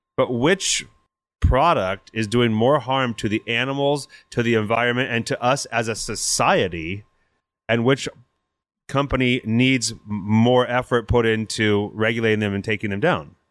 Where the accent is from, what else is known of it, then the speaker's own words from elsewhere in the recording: Napa, California, United States; now in Portland, United States; I grew up in Napa.